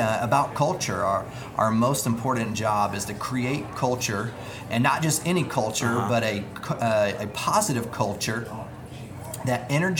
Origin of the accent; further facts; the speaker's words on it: Fort Smith, Arkansas, United States; now in Fort Worth, United States; I'm from Fort Smith